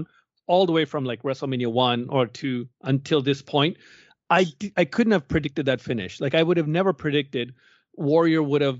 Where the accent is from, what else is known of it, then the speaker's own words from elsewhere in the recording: Toronto, Ontario, Canada; happened in my hometown. I was in grade 9 when it happened